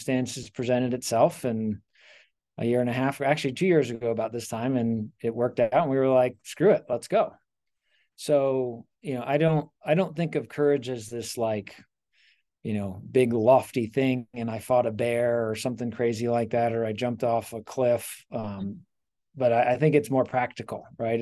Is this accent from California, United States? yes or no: no; Reston, Virginia, United States; moved away as an adult; also born or lived in Sterling, Virginia; now in Denver, United States; Born and raised in Reston and then Sterling.